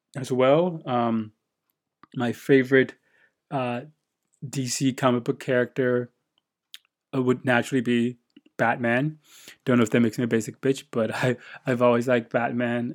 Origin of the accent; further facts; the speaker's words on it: United States; moved away as an adult; now in Japan; I'm an American living in Japan